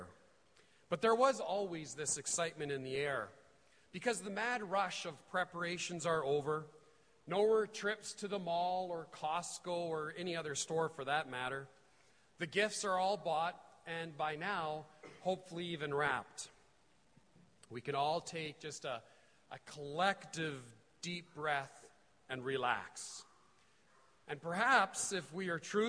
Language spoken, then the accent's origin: English; Edmonton, Alberta, Canada; I'm from Edmonton